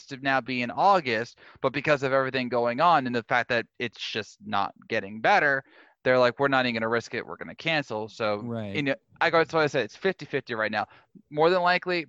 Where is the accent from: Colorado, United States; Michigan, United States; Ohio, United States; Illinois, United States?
Illinois, United States; Born and raised in Illinois